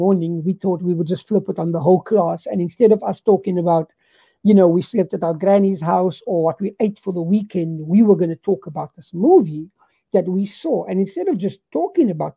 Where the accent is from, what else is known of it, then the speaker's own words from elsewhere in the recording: Cape Town, Western Cape, South Africa; So I was born in Cape Town, and I was 10 days old when my parents moved into a house in Bontevo. I went to school there